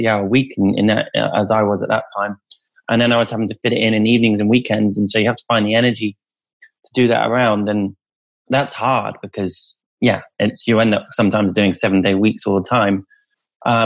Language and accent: English; Rutland, East Midlands, United Kingdom; mine and the director's childhood of growing up in Rutland, which is in the East Midlands, smallest county in the country